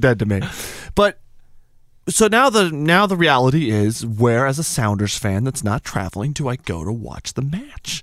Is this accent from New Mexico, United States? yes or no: yes; Albuquerque, New Mexico, United States; I'm from Albuquerque, New Mexico